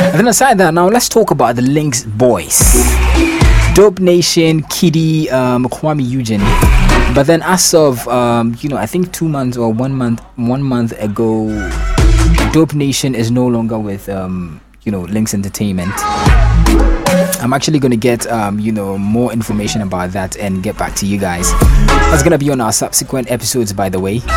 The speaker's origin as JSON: {"language": "English", "region": "London", "country": "United Kingdom", "accent": "Cockney", "said": "I'm from London, so and once in a while, you know, my Cockney accent is going to be kicking in."}